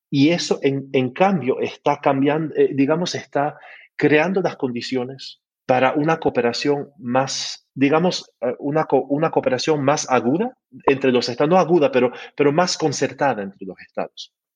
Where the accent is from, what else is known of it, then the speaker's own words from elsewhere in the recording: Canada; Spanish is a second language; soy canadiense